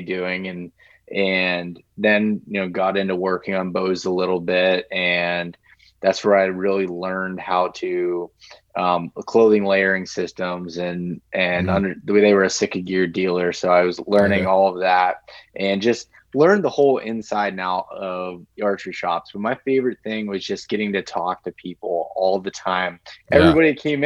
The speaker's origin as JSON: {"language": "English", "region": "North Central Pennsylvania", "country": "United States", "tie": "born or raised there", "said": "I'm from North Central Pennsylvania, or Northwestern Pennsylvania"}